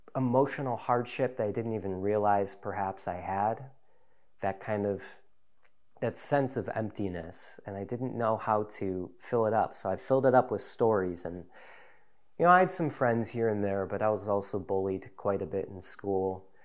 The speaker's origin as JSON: {"language": "English", "town": "Deerfield", "region": "Illinois", "country": "United States", "tie": "born or raised there", "also_born_or_lived": "Chicago, United States", "moved": "yes", "lives_now": "North Woods, Wisconsin, United States", "said": "I grew up in Chicagoland area, in a suburb called Deerfield, northeast suburb"}